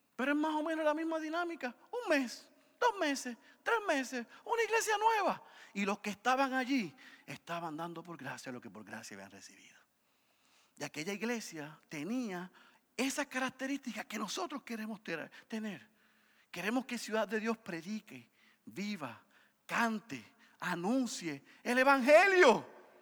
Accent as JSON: {"language": "Spanish", "country": "Puerto Rico"}